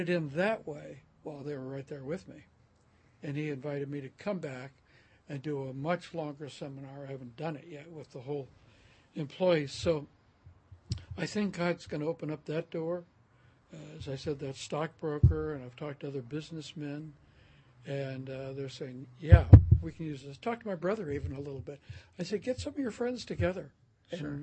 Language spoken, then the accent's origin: English; Oakland, California, United States; moved away as an adult; also born or lived in Turlock, California / Modesto, California / Corvallis, Oregon; now in Bend, United States; I was raised in Oakland